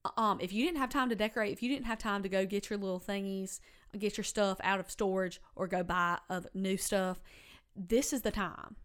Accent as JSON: {"language": "English", "town": "Fairhope", "region": "Alabama", "country": "United States", "tie": "born or raised there", "said": "I grew up in Fairhope."}